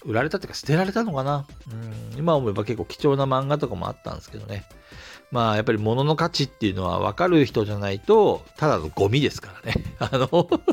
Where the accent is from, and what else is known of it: Asahikawa, Hokkaido, Japan; born or raised there; moved away as an adult; also born or lived in Tokyo